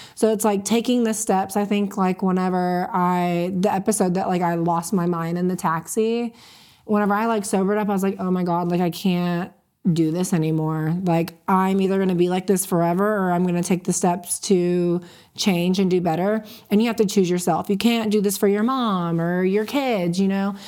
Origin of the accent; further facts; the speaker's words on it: Panama City, Florida, United States; I'm from Panama City